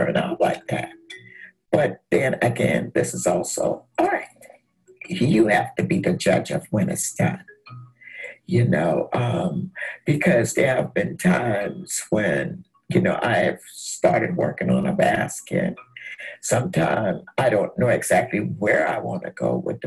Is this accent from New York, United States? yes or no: no; Mount Pleasant, South Carolina, United States; also born or lived in Nigeria (ancestry); now in Walterboro, United States; I am from Mount Pleasant, South Carolina